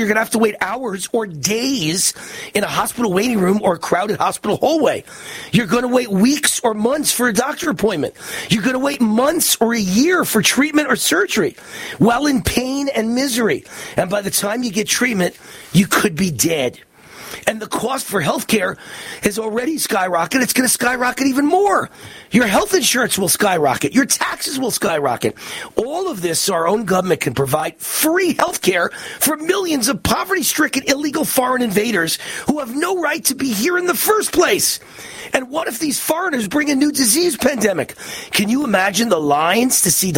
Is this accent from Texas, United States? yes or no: no; Las Vegas, Nevada, United States; my hometown of Las Vegas